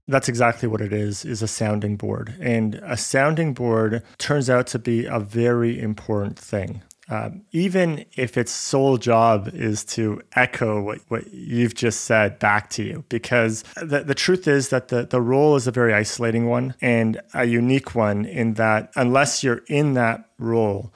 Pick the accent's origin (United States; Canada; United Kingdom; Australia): Canada; also born or lived in Buenos Aires, Argentina; I was born in, in Buenos Aires, in Argentina. I grew up in Canada.